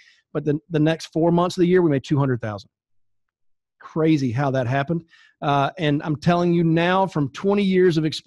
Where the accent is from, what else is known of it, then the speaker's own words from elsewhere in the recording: North Carolina, United States; I grew up in North Carolina